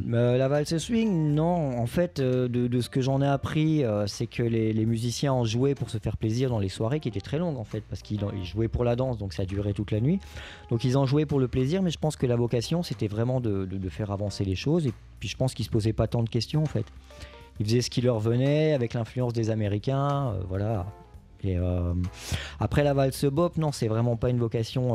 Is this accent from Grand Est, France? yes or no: yes; Lorraine, Grand Est, France; là où j'ai grandi, en Lorraine